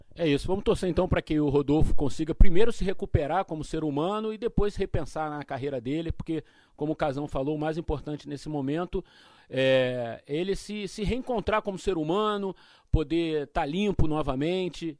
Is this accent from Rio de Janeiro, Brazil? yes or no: yes; Rio de Janeiro, Brazil; eu que sou do Rio